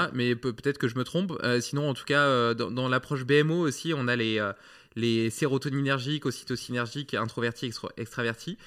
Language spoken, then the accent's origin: French; France; en tant que Français